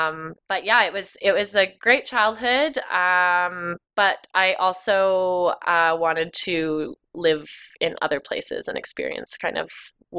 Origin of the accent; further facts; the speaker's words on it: Canmore, Alberta, Canada; Yeah, so first generation. So my dad is from Vancouver Island. My mom is from Northern Ontario. And they both moved here in the 80s and fell in love with it like most people